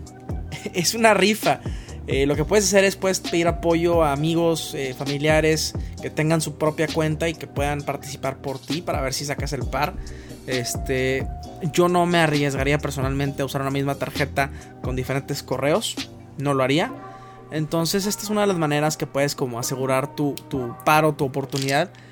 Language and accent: Spanish; Mexico; como consumidores mexicanos